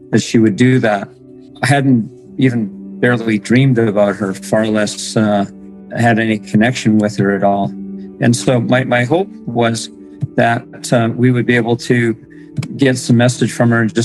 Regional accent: Morden, Manitoba, Canada; I'm from Morden, Manitoba.

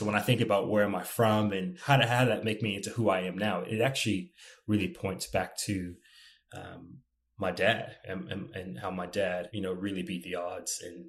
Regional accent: East Coast, United States; So whenever people ask me, where are you from? I have a really hard time answering the question. I can tell you where my parents live today. I can tell you where I lived, but where am I from? Probably the best answer would be the East Coast of the United States.

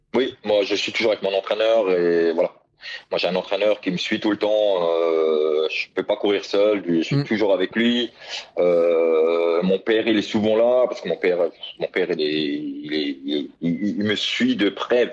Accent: France; j'étais un des Français

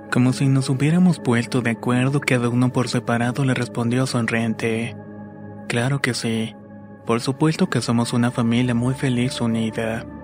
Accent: Mexico City, Mexico; now in Baja California Sur, Mexico; tengo 28 años y soy de la Ciudad de México, pero actualmente radico en Baja California Sur.

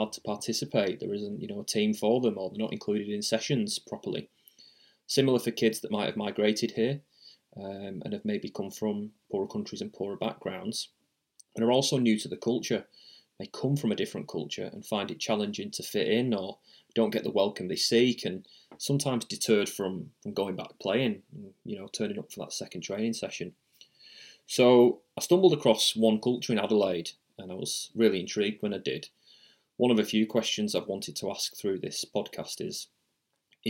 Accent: England, United Kingdom; moved away as an adult; now in Australia; as a kid growing up in England.

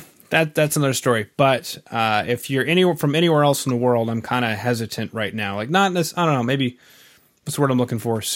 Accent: Canada; being Canadian

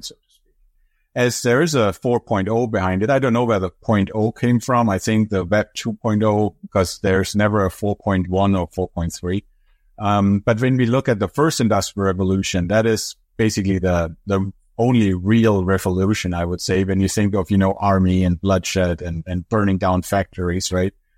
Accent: Germany; English is a second language; moved away as an adult; now in United States; I'm from Europe originally, from Germany.

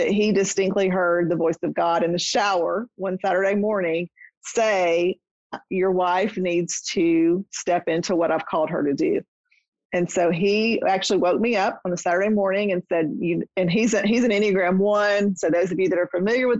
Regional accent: Nashville, Tennessee, United States; my hometown in Nashville

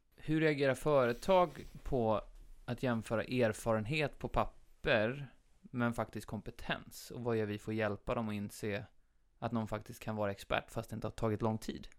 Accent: Habo, Jönköping County, Sweden; Habo där jag växte upp

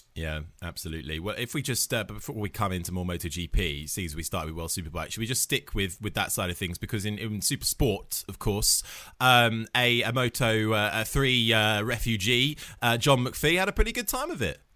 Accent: United Kingdom; we're all British

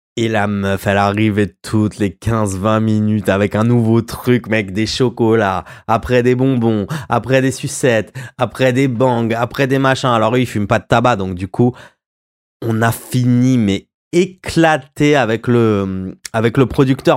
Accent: Royan, Nouvelle-Aquitaine, France; chez nous à Royan

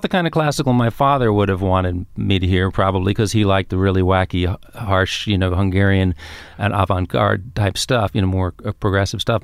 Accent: New York City, New York, United States; also born or lived in Queens; I grew up in Manhattan

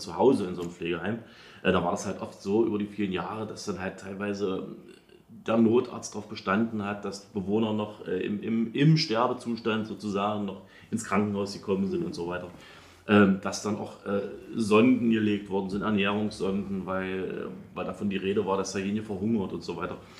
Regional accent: Halle, Saxony-Anhalt, Germany; ich komme ja aus Halle

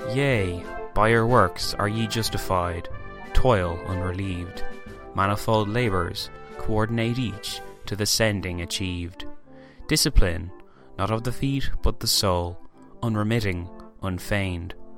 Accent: Ireland; I am Irish

